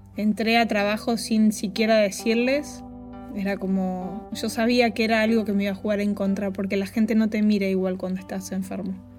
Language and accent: Spanish; Concordia, Entre Ríos, Argentina; moved away as an adult; now in Los Angeles, United States; soy de Entre Ríos y viste que en los pueblos chicos nos conocemos todos